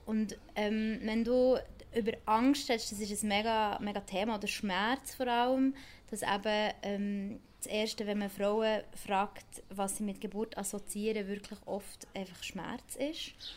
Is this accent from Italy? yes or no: no; Bern, Switzerland; now in Basel, Switzerland; ursprünglich Bernerin